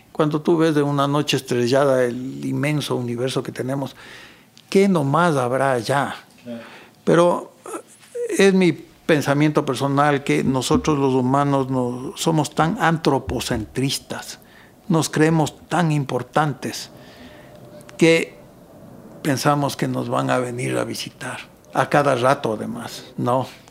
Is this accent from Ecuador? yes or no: yes; Ecuador; yo muchas veces escribo como ecuatoriano, como se habla aquí